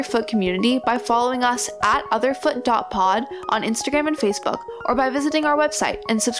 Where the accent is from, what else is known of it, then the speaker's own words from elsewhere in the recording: San Diego, California, United States; And I also grew up in San Diego, training at San Diego Civic Youth Ballet and City Ballet of San Diego, where I danced as a trainee for 1 year